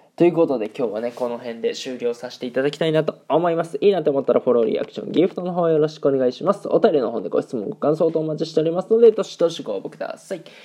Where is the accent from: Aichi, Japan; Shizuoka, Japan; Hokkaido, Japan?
Aichi, Japan; moved away as an adult; now in Germany; 僕、あの、愛知県出身で、名古屋グランパスのね、下部組織に所属してま